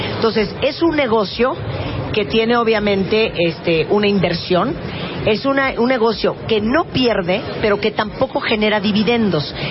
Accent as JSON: {"language": "Spanish", "country": "Mexico", "said": "somos los mexicanos"}